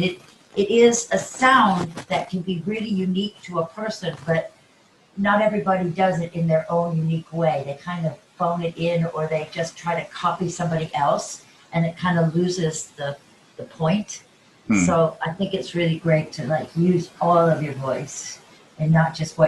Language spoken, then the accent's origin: English; Texas, United States; born there; I was born in Texas.